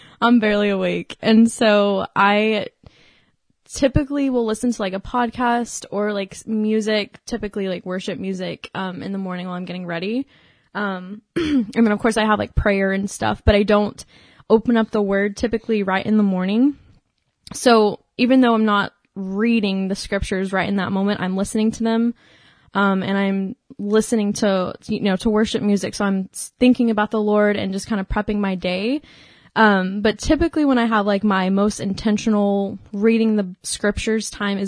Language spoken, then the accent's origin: English; Dallas, Texas, United States; moved away as an adult; now in Stephenville, United States; I'm from Dallas